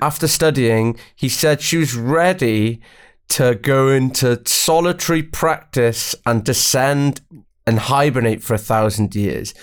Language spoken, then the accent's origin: English; Welsh, Wales, United Kingdom; I'm Welsh